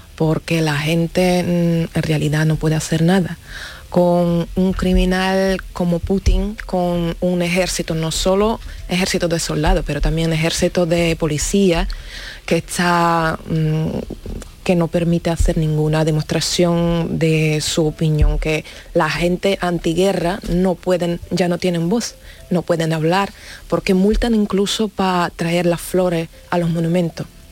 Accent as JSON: {"language": "Spanish", "country": "Russia", "second_language": "Spanish", "moved": "yes", "lives_now": "Spain", "said": "soy rusa"}